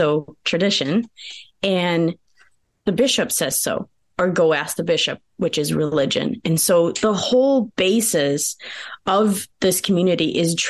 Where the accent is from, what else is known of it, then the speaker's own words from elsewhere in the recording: United States; first language Pennsylvania Dutch; English is a second language; And my native tongue is Pennsylvania Dutch, which is different than German.